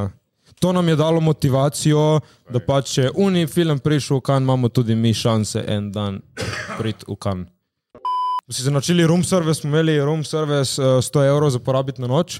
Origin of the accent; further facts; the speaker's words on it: Slovenia; smo iz Slovenije